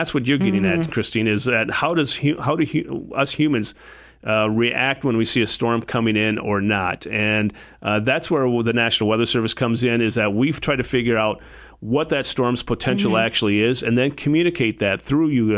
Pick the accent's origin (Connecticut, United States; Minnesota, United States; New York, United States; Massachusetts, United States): Minnesota, United States; Adrian; moved away as an adult; also born or lived in Madison, Wisconsin; now in Sioux Falls, United States; I grew up in a small town in southwest Minnesota called Adrian